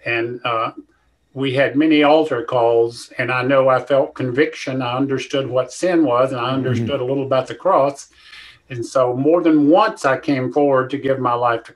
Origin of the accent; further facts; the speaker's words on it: Rutherford County, North Carolina, United States; moved away as an adult; now in Columbia, United States; I'm from North Carolina, born in Rutherford County, not quite in the mountains, but close.